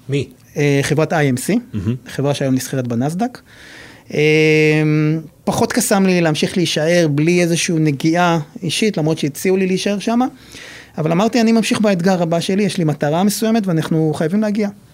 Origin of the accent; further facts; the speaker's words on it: Nahariya, Northern District, Israel; מגיע מנהריה